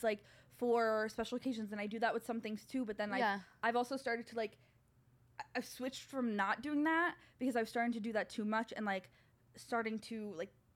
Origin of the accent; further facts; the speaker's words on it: upstate New York, United States; I grew up in very rural upstate New York.